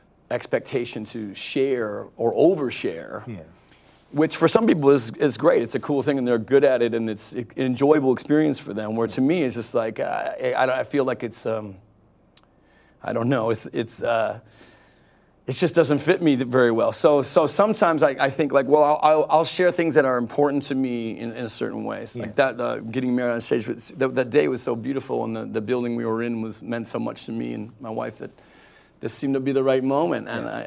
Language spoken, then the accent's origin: English; Detroit, Michigan, United States; We came from Detroit.